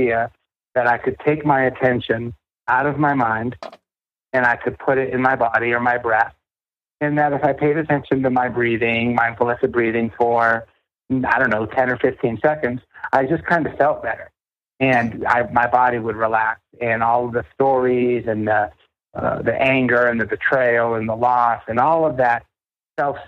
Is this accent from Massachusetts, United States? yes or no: yes; Boston, Massachusetts, United States; I grew up in New England. You know, I grew up in the Boston area